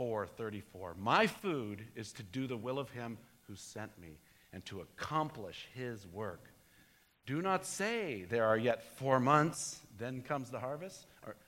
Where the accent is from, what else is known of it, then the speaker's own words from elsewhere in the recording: United States; I'm an American